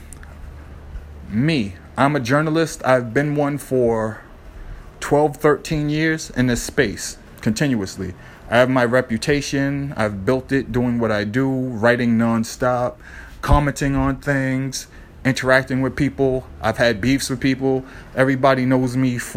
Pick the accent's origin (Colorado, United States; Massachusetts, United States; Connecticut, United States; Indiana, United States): Massachusetts, United States; Boston; growing up in Boston